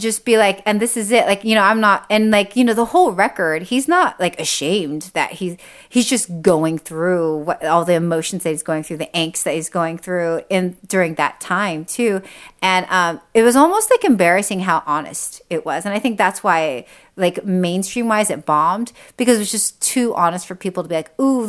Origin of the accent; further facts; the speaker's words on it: California, United States; like being Japanese American, growing up in Orange County, in white Orange County was so like difficult because like, Japanese are very proud people.